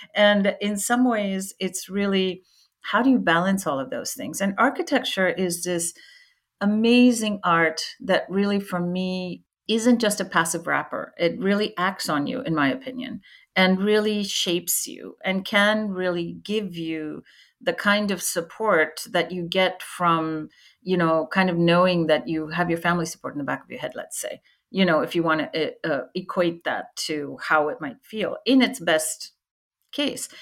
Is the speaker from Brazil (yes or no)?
no; India; when I was about 10 years old, growing up in India